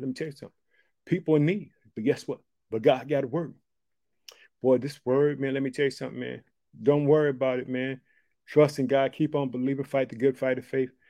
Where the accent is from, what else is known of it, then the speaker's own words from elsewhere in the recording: United States; also born or lived in Chicago, Illinois; the United States of America, which is my home country. I live in the state of Illinois. I reside in the city of Chicago.